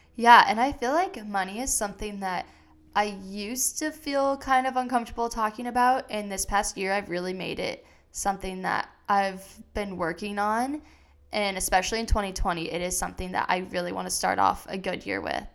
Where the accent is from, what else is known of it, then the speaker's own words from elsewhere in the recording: Iowa, United States; moved away; I'm originally from Iowa